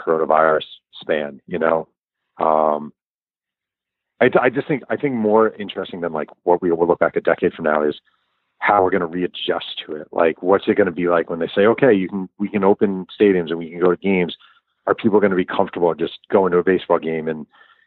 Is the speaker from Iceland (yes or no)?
no; New York, United States; I'm a New Yorker